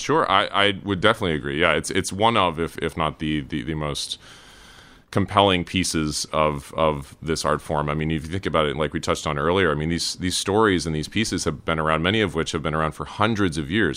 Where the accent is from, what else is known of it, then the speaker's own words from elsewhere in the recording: Cary, North Carolina, United States; moved away; also born or lived in Durham, North Carolina / Raleigh, North Carolina; I was born in Durham and grew up in the Triangle area, grew up in Cary, went to, uh, high school in Raleigh